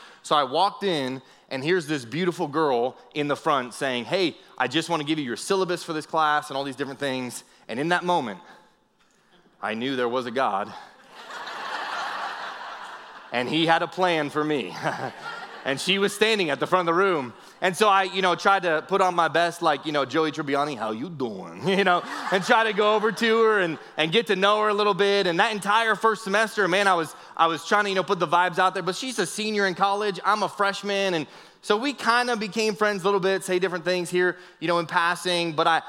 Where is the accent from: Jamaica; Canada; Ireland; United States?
United States; Northeast; I grew up in the Northeast